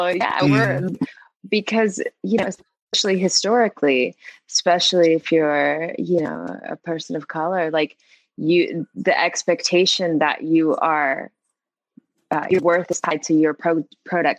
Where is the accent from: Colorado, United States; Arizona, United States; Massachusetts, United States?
Arizona, United States; Tucson; also born or lived in Florida; now in Tucson, United States; growing up in Tucson, we have a very small Black community